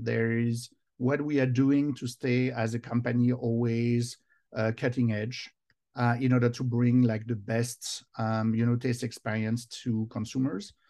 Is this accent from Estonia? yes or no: no; Versailles, Île-de-France, France; English is a second language; moved away as an adult; now in United States; I was born in France, and now I'm both, in fact, uh, American and French. I've been twenty years now here in the U S.